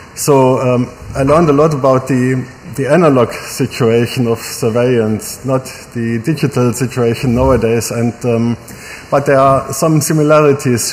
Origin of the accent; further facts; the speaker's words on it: Germany; I'm a fan from Germany, uh, formerly West Germany